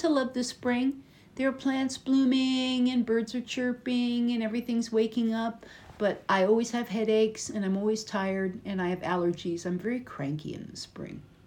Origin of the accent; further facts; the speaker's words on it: United States; from America